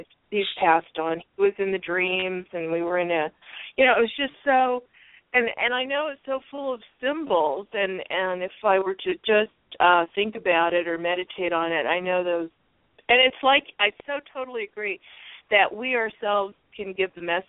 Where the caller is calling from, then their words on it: Arizona, United States; … from Arizona.